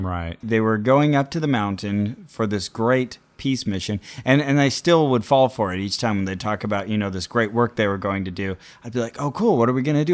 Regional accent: Santa Cruz, California, United States; my hometown, Santa Cruz

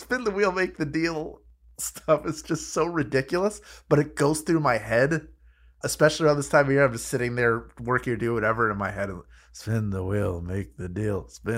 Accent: Philadelphia, Pennsylvania, United States; So, shout out to my hometown.

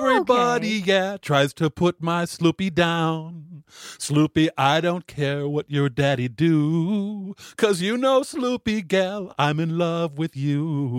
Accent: River Forest, Illinois, United States; When I was young, we lived in River Forest, Illinois, which is direct out on the train line from Chicago on Lake Street and Ashland Avenue.

